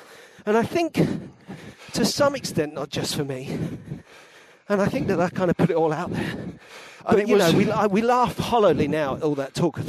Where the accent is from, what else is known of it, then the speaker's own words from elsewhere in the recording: London, United Kingdom; I did feel a bit like I come from London, actually.